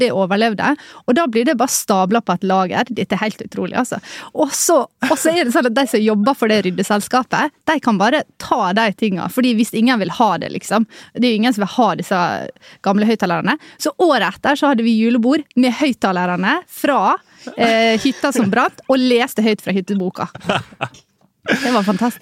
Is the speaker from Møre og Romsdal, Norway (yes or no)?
yes; Ålesund, Møre og Romsdal, Norway; Jeg er fra Ålesund